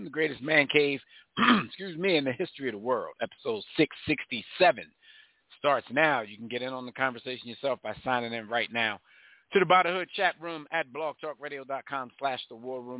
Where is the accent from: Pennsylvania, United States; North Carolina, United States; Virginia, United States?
Pennsylvania, United States; Philadelphia; I'm from Philly